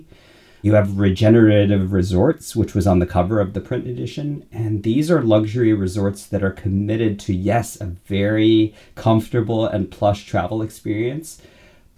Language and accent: English; United States; moved away as an adult; also born or lived in California / Florida / London, United Kingdom / New York City, United States; now in Grand Rapids, United States; I grew up in California and Florida.